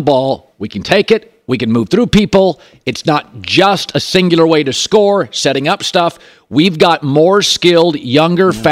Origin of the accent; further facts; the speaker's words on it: Seattle and Portland, Pacific Northwest, United States; I grew up in Seattle and Portland, very big soccer towns.